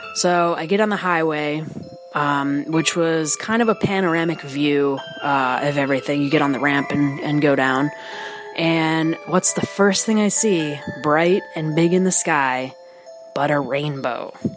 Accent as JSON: {"language": "English", "area": "near Cleveland", "region": "Ohio", "country": "United States", "tie": "born or raised there", "said": "my hometown near Cleveland, Ohio"}